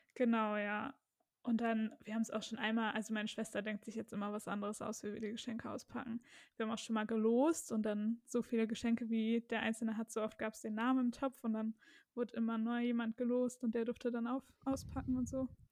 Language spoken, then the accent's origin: German; Germany; wir Deutschen